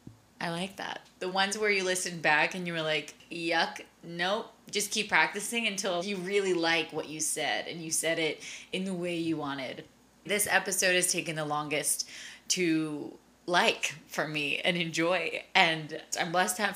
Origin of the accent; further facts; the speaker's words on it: Long Island, New York, United States; I am originally from Long Island, New York. I grew up in a big Hispanic household